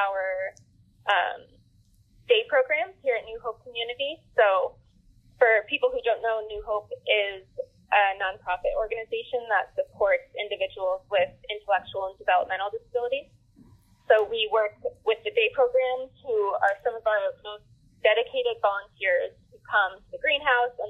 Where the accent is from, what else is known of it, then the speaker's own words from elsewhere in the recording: Ulster County, New York, United States; also born or lived in Pittsburgh, United States; I went from there to move back to this area, which is where I'm from Ulster County